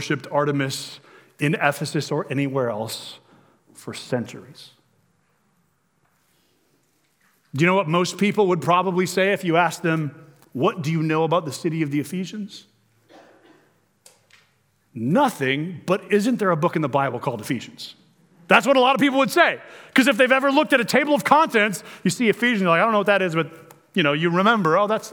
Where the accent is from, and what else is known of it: Omaha, Nebraska, United States